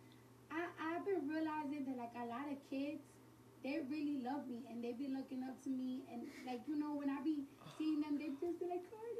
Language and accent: English; New York, United States; I'm from New York